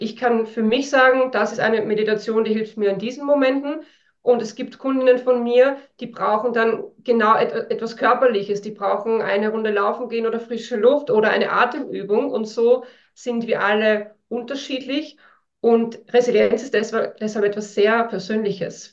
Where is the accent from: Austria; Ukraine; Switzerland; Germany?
Austria; northern Austria; now in Vienna, Austria; ich bin in einem ganz kleinen Dorf aufgewachsen im Norden von Österreich auf einem Bauernhof